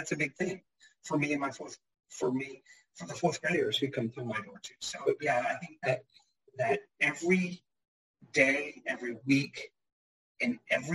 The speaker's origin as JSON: {"language": "English", "town": "Fredericksburg", "region": "Virginia", "country": "United States", "tie": "born or raised there", "moved": "as an adult", "said": "I grew up in Fredericksburg and went around the whole world and then ended up coming back here when my wife got a job back in this area"}